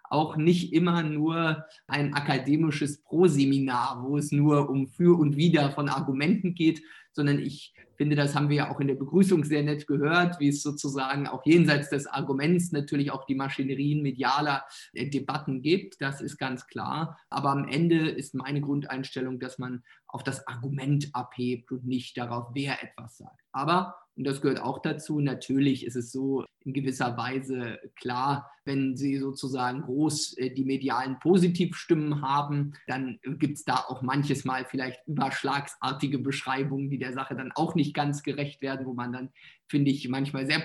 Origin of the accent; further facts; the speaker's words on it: eastern Germany, Germany; ich komme ja aus Ostdeutschland, habe ja einen ostdeutschen Wahlkreis